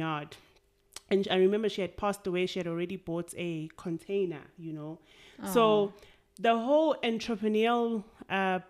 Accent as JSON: {"language": "English", "town": "Durban", "region": "KwaZulu-Natal", "country": "South Africa", "tie": "born or raised there", "said": "I'm born and bred in Durban from a township called Kwamashu. I grew up there"}